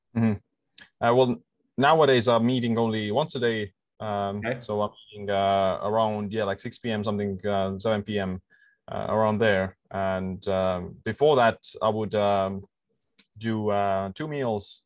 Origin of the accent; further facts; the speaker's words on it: Estonia; I'm um, living in this uh, island in the Baltic Sea, and uh, yeah, like born here and uh, living here as well. So all my life uh, here